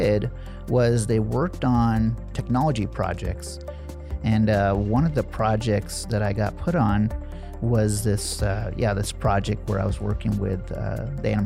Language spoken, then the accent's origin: English; Nebraska, United States; also born or lived in New Delhi, India; I was born in India, and we moved to Nebraska